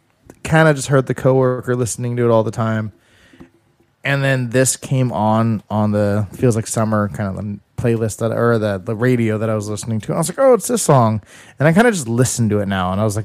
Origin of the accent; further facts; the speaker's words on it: Philippines; Yeah, I'm the Filipino pinguino.